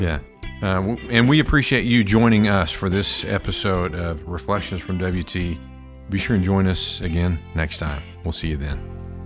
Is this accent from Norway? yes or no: no; Pampa, Texas, United States; my hometown of Pampa, Texas